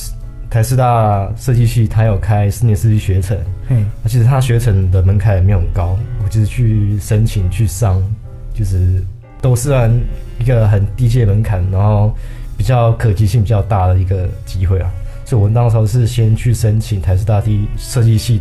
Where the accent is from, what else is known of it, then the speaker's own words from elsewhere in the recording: Chiayi, Taiwan; 啊，嘉义我嘉义人啊，嘉义人才